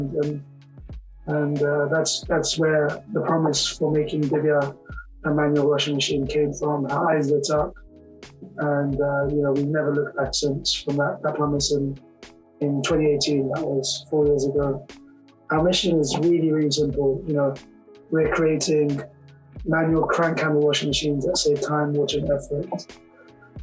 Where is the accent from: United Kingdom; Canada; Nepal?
United Kingdom; London; the village I was staying in was just a million miles away from where I grew up in London.